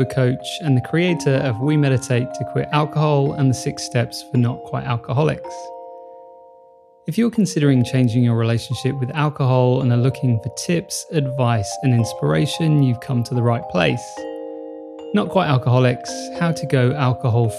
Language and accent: English; United Kingdom; now in Australia; I'm originally from the UK